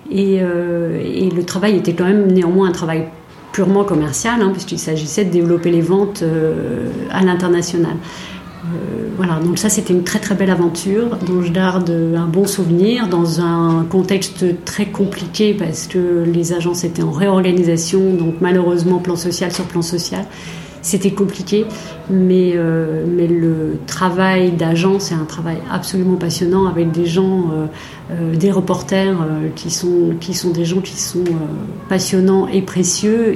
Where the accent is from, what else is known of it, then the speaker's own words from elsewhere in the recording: Besançon, Bourgogne-Franche-Comté, France; je suis née à Besançon. J'ai fait une grande partie de mes études à Besançon, dans l'est de la France